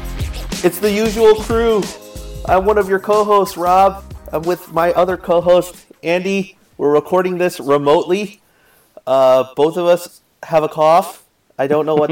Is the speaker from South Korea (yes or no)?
yes; South Korea; now in United States; I grew up in South Korea. I still have family in South Korea